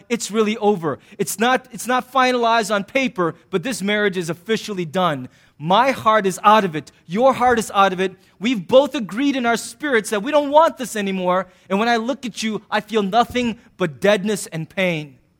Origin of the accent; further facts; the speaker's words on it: United States; I'm an American